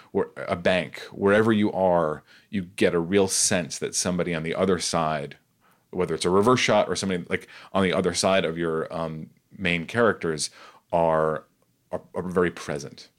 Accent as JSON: {"language": "English", "town": "New York City", "region": "New York", "country": "United States", "said": "I'm from Staten Island, New York"}